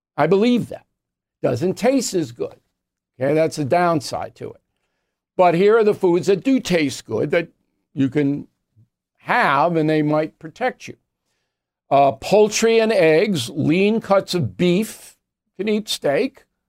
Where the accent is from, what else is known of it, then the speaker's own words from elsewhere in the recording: Levittown, New York, United States; moved away; Levittown, New York, my hometown.